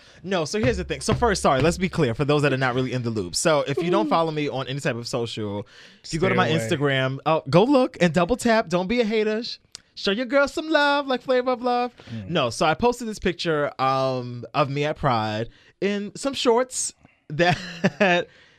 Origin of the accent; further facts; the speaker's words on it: Brooklyn, New York, United States; I'm from Brooklyn. They killed Biggie.